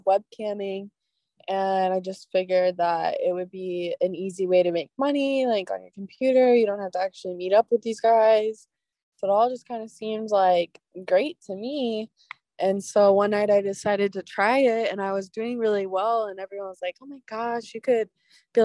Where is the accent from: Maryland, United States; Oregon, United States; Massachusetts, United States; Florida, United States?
Oregon, United States; my college town, my hometown, all of the state of Oregon